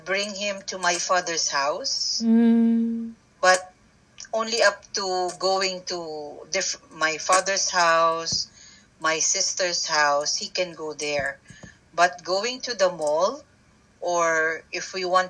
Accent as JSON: {"language": "English", "town": "Manila", "region": "Metro Manila", "country": "Philippines", "tie": "born or raised there", "also_born_or_lived": "Philippine countryside", "moved": "as an adult", "said": "I was born and raised in Manila"}